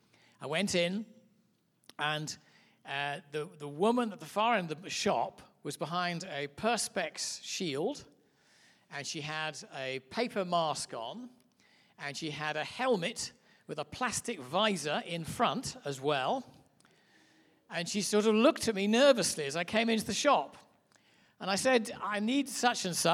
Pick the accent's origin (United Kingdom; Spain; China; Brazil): United Kingdom; England; As you can hear by my accent, I'm obviously from a little place called Mud Island, which is England